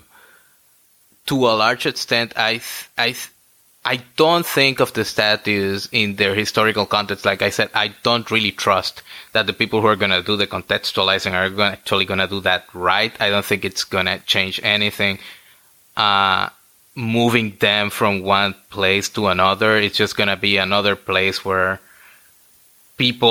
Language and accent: English; New England, Connecticut, United States; now in Washington, D.C., United States; I come from New England. Like I spent many years in Connecticut